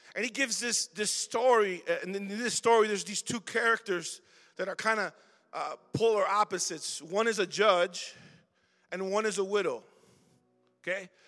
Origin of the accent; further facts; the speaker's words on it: Chicago, Illinois, United States; I was born and raised in Chicago. Went to Roberto Clemente. I'm from Logan Square, Humble Park